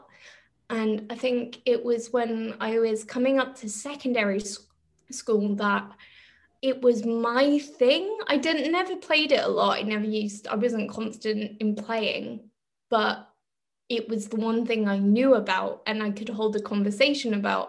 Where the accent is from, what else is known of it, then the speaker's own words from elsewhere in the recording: London, United Kingdom; moved away as an adult; now in Germany; We're from Northwest London